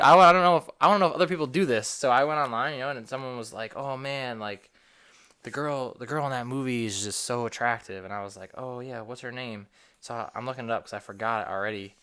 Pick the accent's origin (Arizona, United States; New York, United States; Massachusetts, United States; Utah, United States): New York, United States; moved away; I'm from the Northeast, from New York